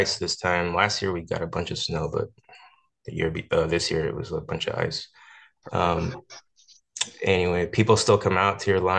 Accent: California, United States; moved away; I grew up in California

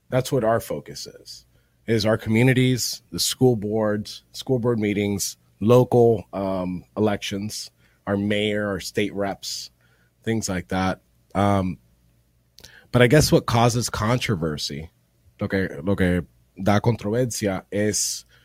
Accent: Miami, Florida, United States; first language Spanish; Nací aquí en Miami, eso es porque el español mío no es

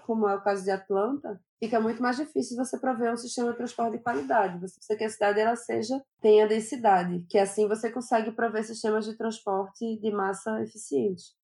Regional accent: Recife, Pernambuco, Brazil; Eu sou natural de Recife

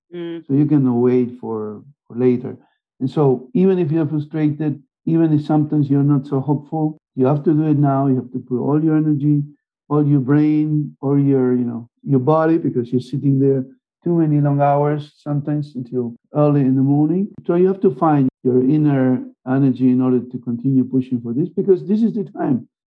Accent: Argentina; moved away; also born or lived in Germany / United States / Canada / Spain; And I'm from Argentina, I lived in Germany, I lived in the US, I lived in Canada, I lived in Spain

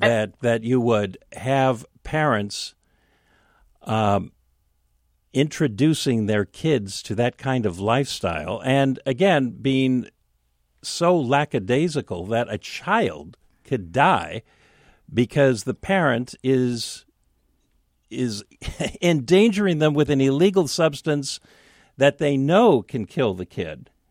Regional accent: Seattle, Washington, United States; so I grew up with mom in West Seattle.

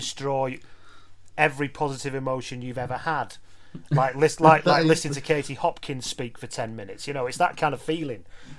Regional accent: Lancashire, North West England, United Kingdom; when I was in Lancashire as a kid

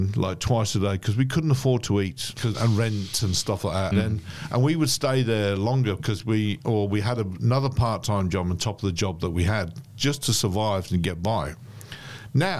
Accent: Coventry, West Midlands, United Kingdom; moved away as an adult; also born or lived in London; now in Melbourne, Australia; I come from Coventry.

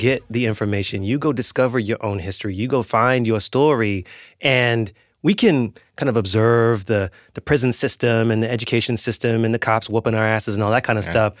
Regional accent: Washington, District of Columbia, United States; I grew up in Washington, D.C., and I grew up around go-go music and the D.C. punk rock scene

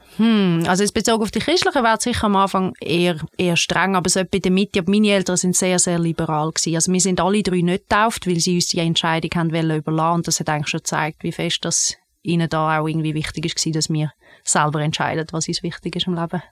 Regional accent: Bernese Oberland, Switzerland; Ich bin im Berner Oberland aufgewachsen, in einer Familie mit drei Kindern

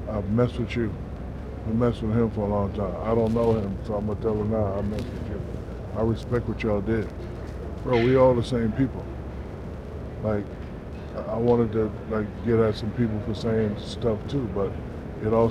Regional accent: Newark, New Jersey, United States; You're from Newark, right? Yeah, I'm from

